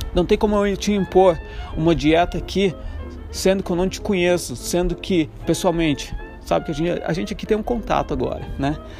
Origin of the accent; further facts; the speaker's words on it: Brazil; moved away as an adult; also born or lived in Ireland; já passou um tempo que eu saí do Brasil, já faz, vai, fazer seis anos agora